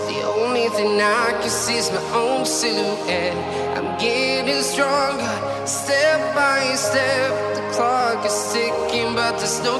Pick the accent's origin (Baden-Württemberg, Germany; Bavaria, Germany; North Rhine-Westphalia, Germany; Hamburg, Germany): Baden-Württemberg, Germany; ich bin Schwabe